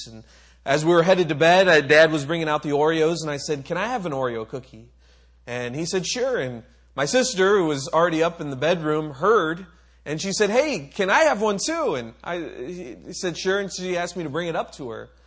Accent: Micronesia; Another one, I grew up on in Micronesia

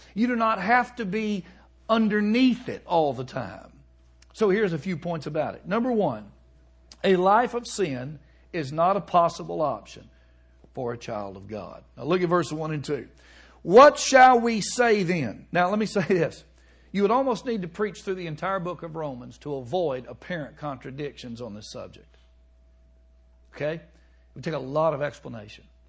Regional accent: Alabama, United States; moved away; also born or lived in Chicago; I'm from Alabama

